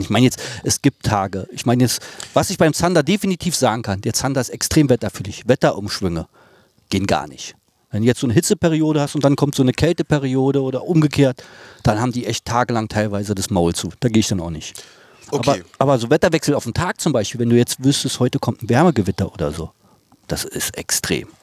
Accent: Berlin, Germany; bin da aufgewachsen, kenne da alle

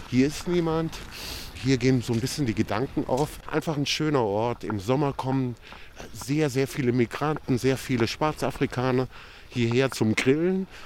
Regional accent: Croatia; now in Germany; Also in meinem Heimatdorf in den kroatischen Dinara Gebirgen waren wir so 50 Prozent Kroaten, 50 Prozent Serben. Aber wir waren natürlich trotzdem Jugoslawen und wir waren Tito-Jugoslawen.

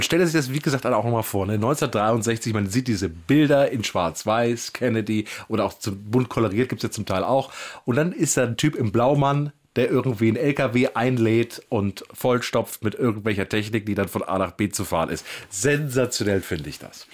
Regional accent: Wrocław, Lower Silesian Voivodeship, Poland; now in Berlin, Germany; ich bin aus Breslau

